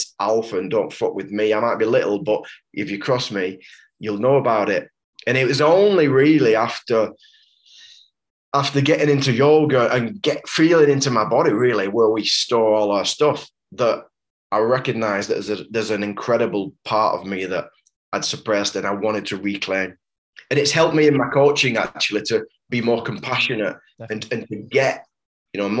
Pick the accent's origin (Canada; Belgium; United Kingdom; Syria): United Kingdom; Wigan, North West England; now in Hebden Bridge, United Kingdom; I was raised in an ultra hyper masculine culture. You know, I was born in Wigan. It's a rugby league town